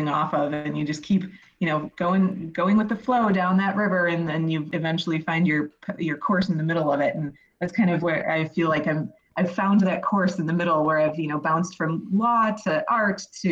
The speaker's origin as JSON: {"language": "English", "town": "Racine", "region": "Wisconsin", "country": "United States", "tie": "born or raised there", "also_born_or_lived": "Beloit, Wisconsin / Madison, Wisconsin / Wausau, Wisconsin", "moved": "as an adult", "lives_now": "Milwaukee, United States", "said": "I grew up in Racine, went to college at Beloit"}